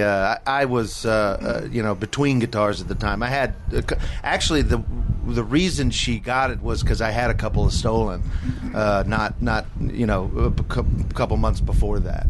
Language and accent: English; Katy, Texas, United States; now in Nashville, United States; I'm originally I'm from Houston, Texas. More more specifically, Katy, Texas